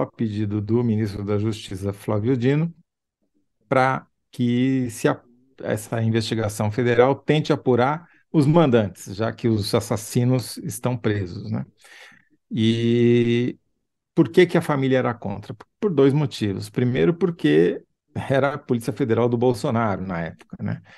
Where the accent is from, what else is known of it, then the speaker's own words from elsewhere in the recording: São Paulo, Brazil; also born or lived in Rio de Janeiro; como bom paulista que eu era